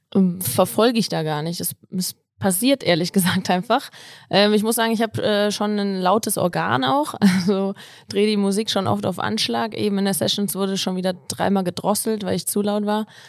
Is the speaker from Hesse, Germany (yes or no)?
yes; Kassel, Hesse, Germany; moved away as an adult; now in Innsbruck, Austria; komme eigentlich ursprünglich aus Kassel